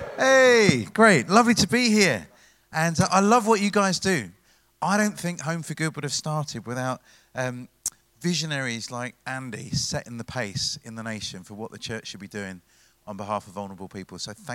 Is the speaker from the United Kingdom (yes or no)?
yes; Brighton, South East England, United Kingdom; I am not from Manchester. Did you guess it? I was born in Brighton. Oh, come on. Loving it. But my mum was born in India. And my dad was born in Malaysia. My dad's dad was born in Sri Lanka.